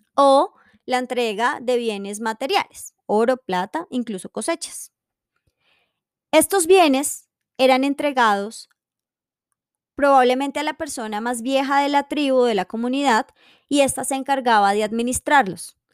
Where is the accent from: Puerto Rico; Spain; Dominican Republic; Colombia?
Colombia; tenemos como colombianos